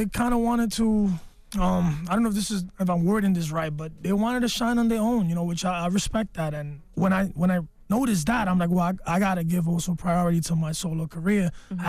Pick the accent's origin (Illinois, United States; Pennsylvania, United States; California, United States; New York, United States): New York, United States; New York City; my mother's Puerto Rican, my dad is Dominican, and I was born and raised in the Bronx.